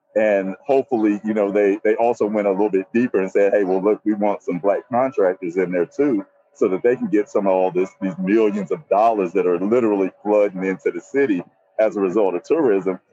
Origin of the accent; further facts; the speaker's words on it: Nashville, Tennessee, United States; I'm from Nashville, Tennessee, born and raised